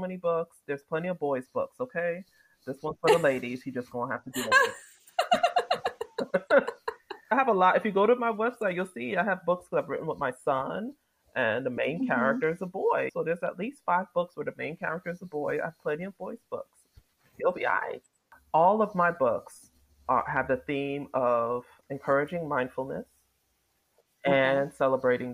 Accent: New York City, New York, United States; I grew up in New York City

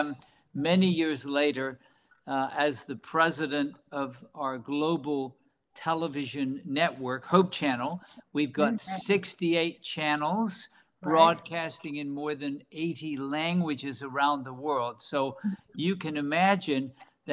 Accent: England, United Kingdom; moved away; I was born in England, working for a British bank when I was 18 years old

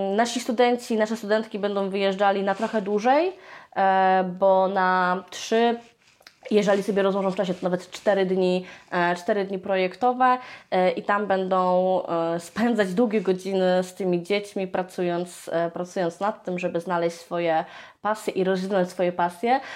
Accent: Lublin, Lublin Voivodeship, Poland; u nas w Lublinie

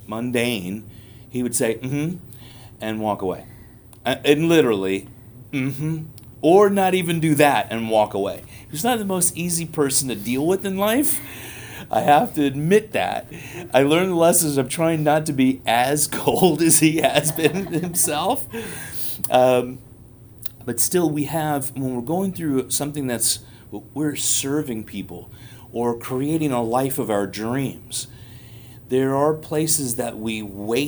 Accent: New York City, New York, United States; I'm a New Yorker. I grew up in New York City

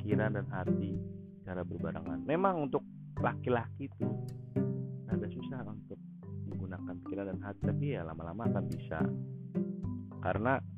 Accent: Java, Indonesia; negatif negatif ya bukan negatif gue bukan orang Sunda gue orang Jawa negatif pakai

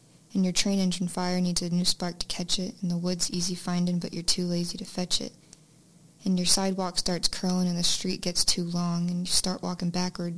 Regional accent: Alabama, United States; I was born in Alabama

